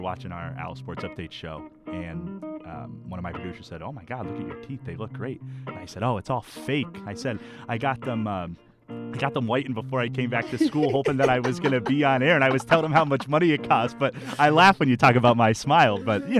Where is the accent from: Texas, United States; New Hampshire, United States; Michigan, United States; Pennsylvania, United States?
Pennsylvania, United States; Wilkes-Barre; moved away; I'm from Wilkes-Barre, Pennsylvania. It's okay. About 2 hours away from here, from okay. Temple. Not a big town, but there's definitely things to do.